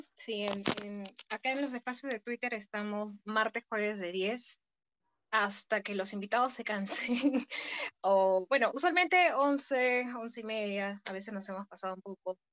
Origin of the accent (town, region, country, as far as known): Peru